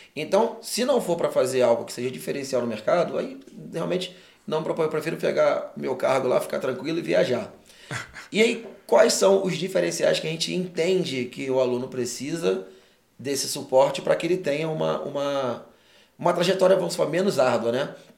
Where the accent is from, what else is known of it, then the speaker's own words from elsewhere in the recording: Rio de Janeiro, Brazil; moved away as an adult; now in Cuiabá, Brazil; eu que sou carioca, vira vida toda lá. Fui morar em, em Mato Grosso, Cuiabá